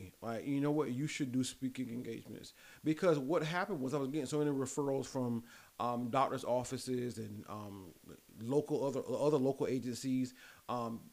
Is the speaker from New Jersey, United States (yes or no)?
no; Lamar, South Carolina, United States; I'm big Lamar, South Carolina. So that's where I'm originally born and raised